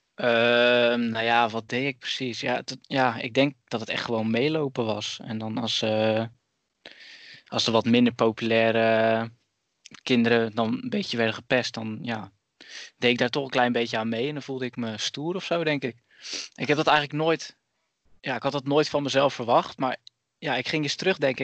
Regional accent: Zeeland, Netherlands; now in Tilburg, Netherlands; Ik ben opgegroeid in Zeeland en ik woon tegenwoordig in Tilburg

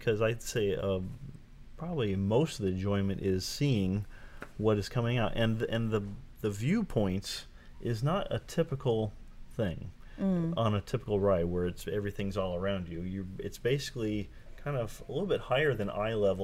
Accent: Southern California, United States; I grew up in Southern California, I mean, Disneyland is my home park

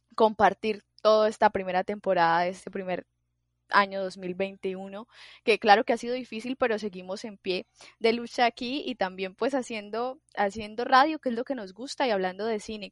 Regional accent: Colombia; yo soy muy colombiana

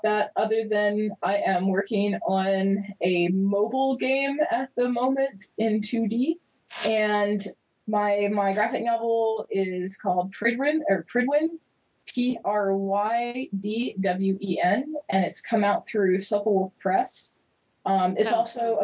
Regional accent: Pensacola, Florida, United States; accent: Southern; moved away; you can hear my Southern accent coming through.

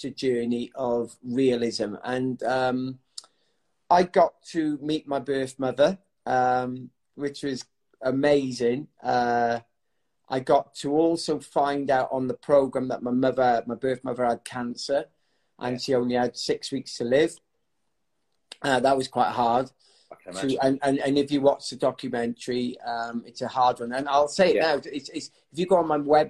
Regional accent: South Wales, United Kingdom; I grew up in South Wales in a... an amazing family

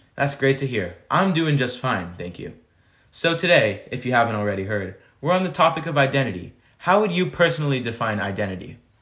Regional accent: United States; my sister, Tara, and I were born and brought up here in the United States

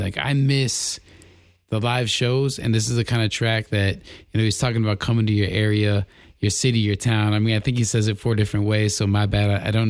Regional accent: Las Vegas, Nevada, United States; I grew up in Las Vegas

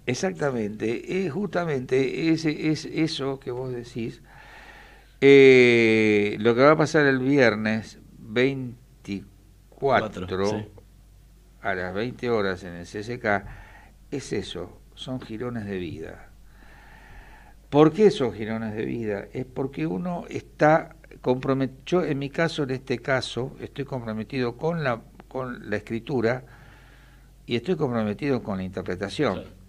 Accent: Quilmes, Buenos Aires Province, Argentina; yo soy oriundo de Quilmes

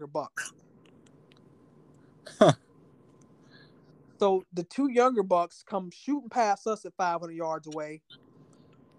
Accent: Northeast Florida, United States; moved away; I'm from Florida.

